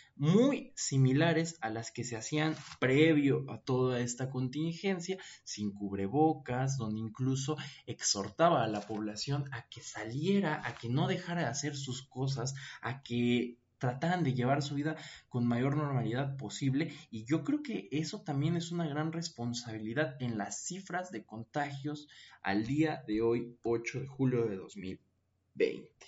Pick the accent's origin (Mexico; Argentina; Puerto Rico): Mexico; los mexicanos éramos delincuentes